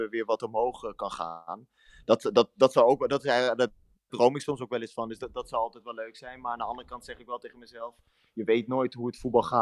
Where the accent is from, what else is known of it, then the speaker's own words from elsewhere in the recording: Netherlands; moved away as an adult; Nou, ik ben nu ongeveer, wat is het, bijna negen jaar ben ik uit Nederland. voetbal ik in het buitenland dus.